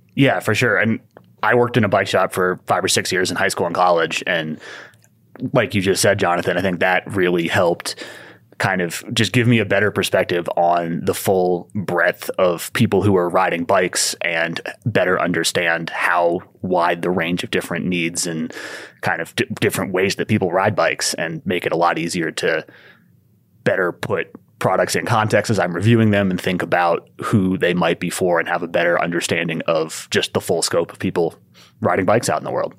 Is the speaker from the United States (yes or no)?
yes; Ithaca, New York, United States; moved away as an adult; also born or lived in Southern California; grew up in Ithaca, New York, and started mountain biking there when I was ten or eleven